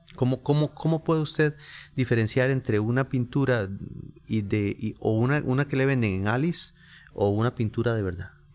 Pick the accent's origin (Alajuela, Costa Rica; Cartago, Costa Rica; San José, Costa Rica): San José, Costa Rica; por ser costarricense y haber nacido en, San José y creado en el barrio Carmen de la Juela